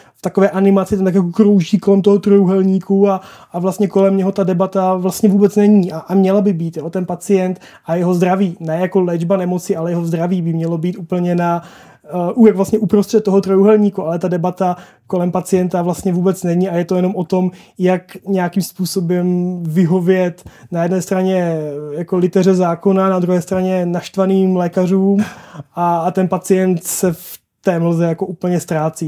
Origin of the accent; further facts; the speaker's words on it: South Moravian Region, Czechia; já jsem z Jižní Moravy